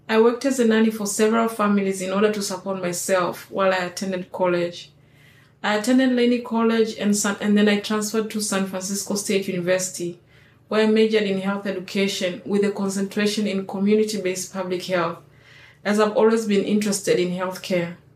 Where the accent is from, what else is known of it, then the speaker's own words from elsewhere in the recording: Tanzania; moved away as an adult; now in Bay Area, United States; I'm 36 years old and I come from Tanzania. I'm married and I've been living in the Bay Area for 16 years.